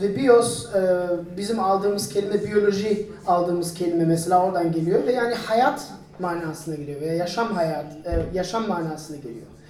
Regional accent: Turkey; biz Türk olarak

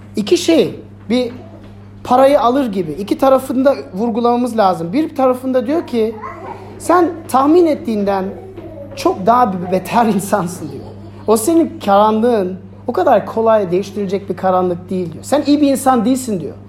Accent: Germany; ben Almanya'da büyüdüm.

